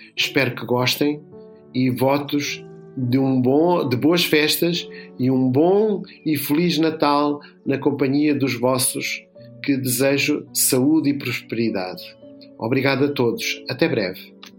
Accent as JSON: {"language": "Portuguese", "region": "Lisbon", "country": "Portugal", "tie": "born or raised there", "said": "eu nasci em Lisboa, na freguesia São Bartolomeu do Beato, mas os meus pais eram de uma terra no sul de, de Espanha, na Andaluzia"}